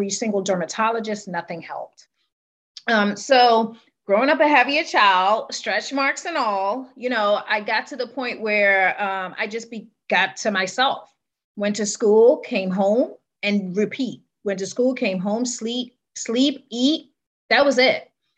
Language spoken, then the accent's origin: English; Trinidad & Tobago; born and raised in Trinidad